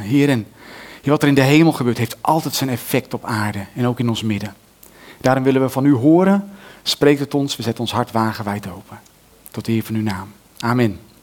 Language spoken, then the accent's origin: Dutch; Netherlands; wij als Nederlanders